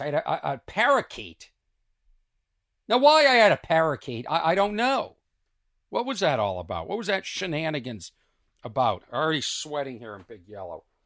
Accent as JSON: {"language": "English", "town": "Lexington", "region": "Massachusetts", "country": "United States", "tie": "born or raised there", "said": "where I grew up in Lexington"}